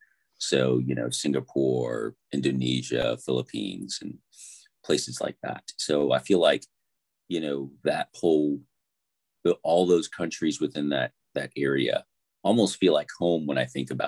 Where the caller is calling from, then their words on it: Oklahoma, United States; So I'm in Oklahoma, which is in the United States, and it's about 5:30 in the morning.